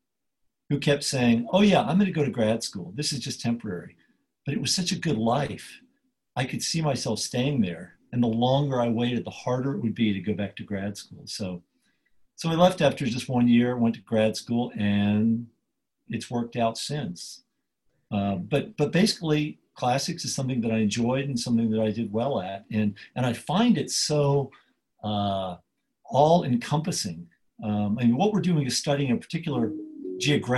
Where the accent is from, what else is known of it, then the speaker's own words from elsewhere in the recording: Nashville, Tennessee, United States; growing up in Nashville, Tennessee, I went to a school that required Latin of every student starting in the 8th grade.